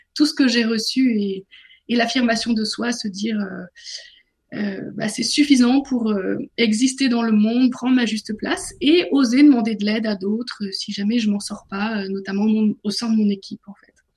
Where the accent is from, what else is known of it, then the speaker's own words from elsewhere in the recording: northern France, France; now in Paris, France; J'ai grandi dans le nord de la France, mais je suis parisienne maintenant.